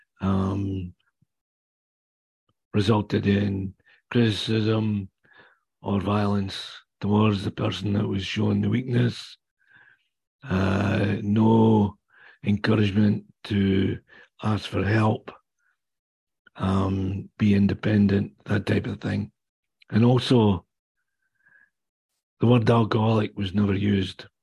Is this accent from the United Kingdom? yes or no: yes; Kingdom of Fife, Scotland, United Kingdom; accent: Scottish; now in Whitby, Canada; I was born and raised in the Kingdom of Fife on the east coast of Scotland